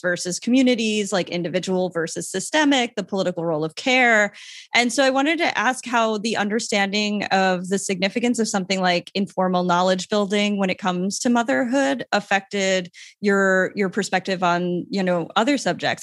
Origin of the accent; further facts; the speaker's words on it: Long Island, New York, United States; moved away as an adult; now in San Juan, Puerto Rico; I'm from Long Island, but I spent a lot of time in New York City.